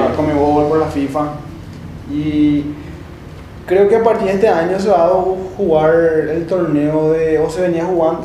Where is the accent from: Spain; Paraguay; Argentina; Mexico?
Paraguay; Como buen paraguayo